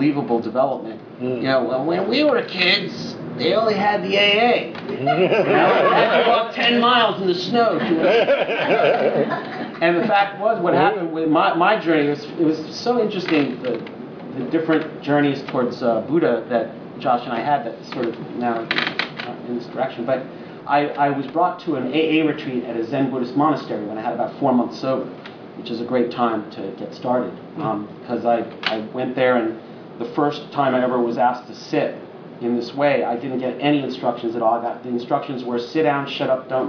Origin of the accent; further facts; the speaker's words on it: Long Island, New York, United States; also born or lived in Brooklyn, New York; I was born in Brooklyn, and we moved to Long Island during that time when people did that, in the end of the 60s, early 70s